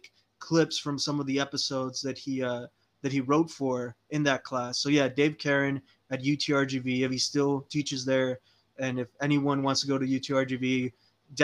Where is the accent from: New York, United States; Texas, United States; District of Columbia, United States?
Texas, United States; Weslaco; I was born in Wesico, Texas. So I lived in the Rio Grande Valley my entire life